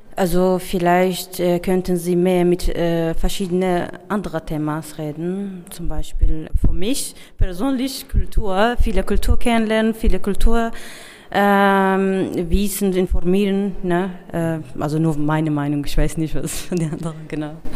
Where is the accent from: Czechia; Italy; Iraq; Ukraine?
Iraq; German is a second language; moved away as an adult; now in Germany; Ich komme aus dem Irak